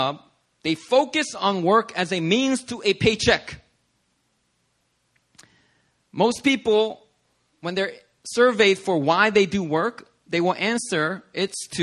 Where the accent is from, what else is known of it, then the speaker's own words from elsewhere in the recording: United States; I'm an American citizen